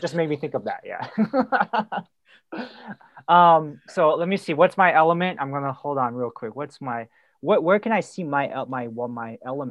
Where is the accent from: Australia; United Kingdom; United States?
United States; Milpitas, California; I grew up in Mopitas next to San Jose